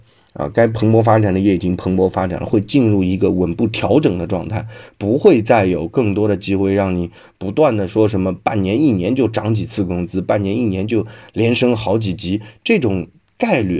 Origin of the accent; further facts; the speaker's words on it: China; 但是要这样看啊，我们中国人其实还是 比较守旧的，比较不喜欢大动静、大变化的。